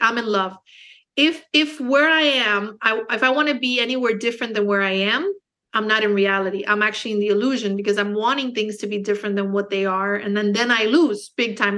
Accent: Miami, Florida, United States; also born or lived in Los Angeles; now in Naples, United States; I was born in Miami, um, Cuban American, so I speak Spanish. Um, but I speak more English just because I was born in the States

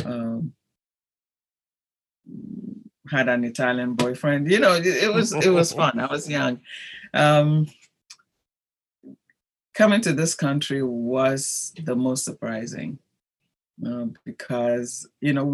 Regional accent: Ghana; moved away as an adult; also born or lived in Rome, Italy; my home country, Ghana

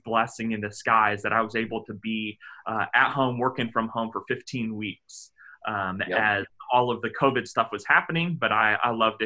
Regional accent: Indianapolis, Indiana, United States; moved away as an adult; also born or lived in Virginia; now in Bothell, United States; So I grew up in Indianapolis. I went K through 12 through the local school there

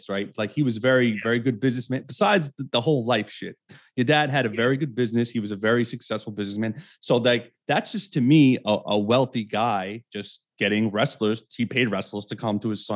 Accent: New York City, New York, United States; because I'm from Brooklyn. I grew up in Brooklyn. I live in Bay Ridge.

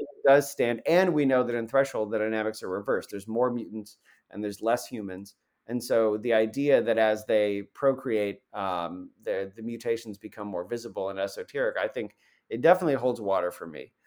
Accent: Central New York, United States; I'm from Central New York

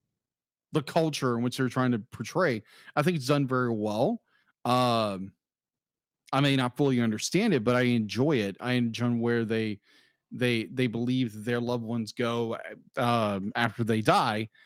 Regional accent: United States; being an American

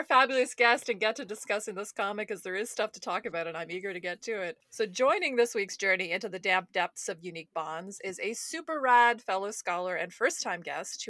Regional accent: Canada; fellow Canadians

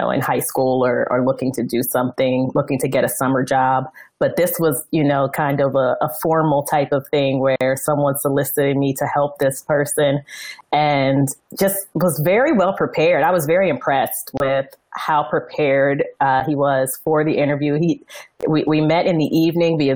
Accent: Northeast, United States; I'm from the Northeast

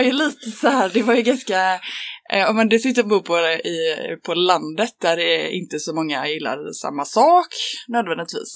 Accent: Rönning, Västra Götaland, Sweden; moved away as an adult; also born or lived in Lund; Jag är från eh, en linort eh, som heter Rönning på Tjörn. Och sen har jag bott på lite olika ställen. Men eh, jag är uppvuxen där

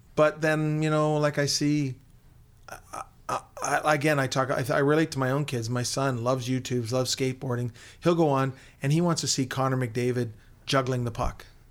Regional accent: Hamilton, Ontario, Canada; I grew up in Hamilton, so I would read Bob Hanley and the Hamilton Spectator

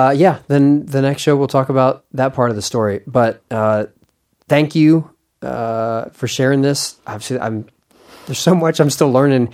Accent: Western Province, Rwanda; For me to go, I'm from very West Rwanda, like Northwest.

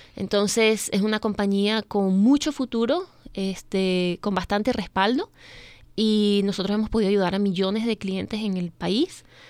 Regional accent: Venezuela; moved away as an adult; also born or lived in Missouri; now in Maryland, United States; yo soy venezolana, ya tengo prácticamente 16 años en este país.

